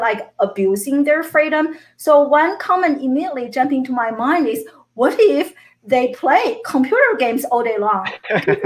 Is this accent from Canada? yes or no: no; China; moved away as an adult; now in United States; I grew up in China